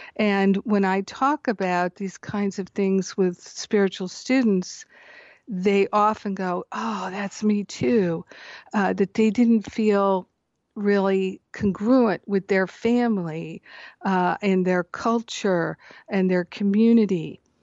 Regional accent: Rhode Island, United States; moved away as an adult; also born or lived in Michigan / Boston, Massachusetts / Maine; now in Scottsdale, United States; I grew up in Michigan until I was almost ten. and then Rhode Island until I went to college in Boston.

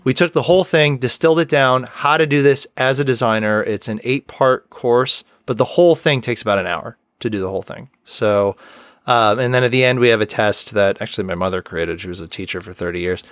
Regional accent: Rochester, New York, United States; my hometown of Rochester, New York

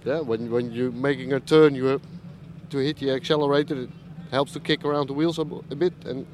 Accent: northern Netherlands, Netherlands; From the north of Holland.

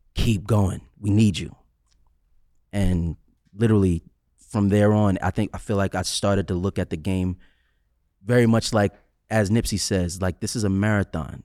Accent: New York City, New York, United States; I'm from Staten Island

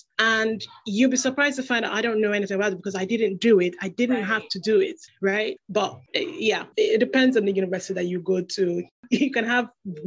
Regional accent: Nigeria; moved away; also born or lived in United Kingdom; I'm originally Nigerian and I relocated to Nigeria

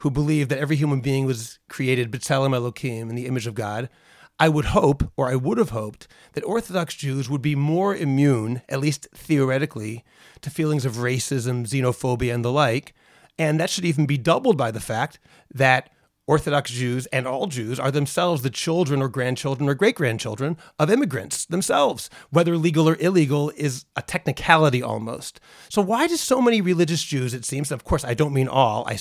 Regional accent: Boston, Massachusetts, United States; now in Ramat Beit Shemesh, Israel; I'm from Boston

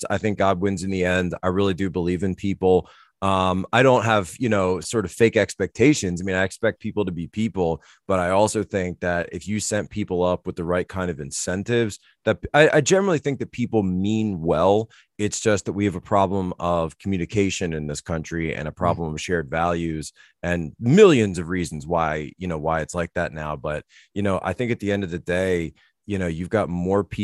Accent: Northeast, United States; At least for me, growing up in the Northeast, you know, and looking at uh, the sort of deindustrialization that's going on.

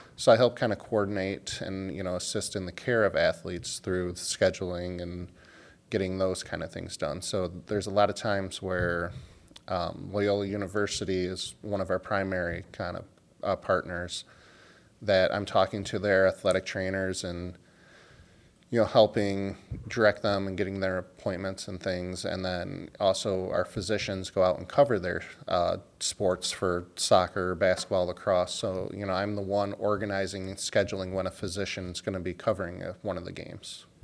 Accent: Dearborn, Michigan, United States; now in Baltimore, United States; I'm actually from a suburb of Detroit. uh, called Dearborn, Michigan

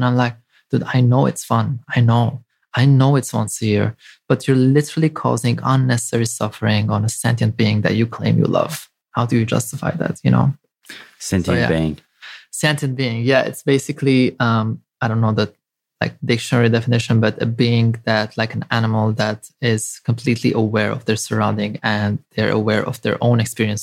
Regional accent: Lebanon; moved away; I grew up in Lebanon.

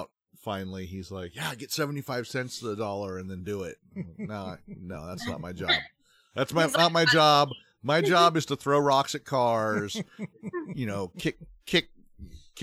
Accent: Sequim, Washington, United States; mine was in Squim, Washington

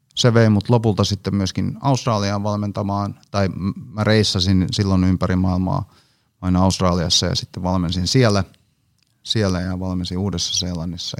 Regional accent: Hanko, Uusimaa, Finland; mä oon siis Hangosta kotosin

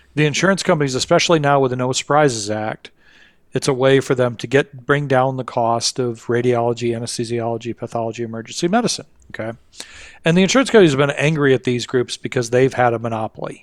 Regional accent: Kalamazoo, Michigan, United States; my hometown, um, Kalamazoo, Michigan.

